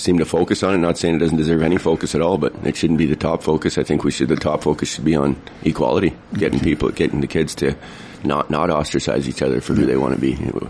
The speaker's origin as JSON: {"language": "English", "town": "Prince George", "region": "British Columbia", "country": "Canada", "tie": "born or raised there", "said": "I'm from Prince George here. I've been here for 30 years. I grew up playing pool downtown at the Jockey's Billiards for a lot of my years"}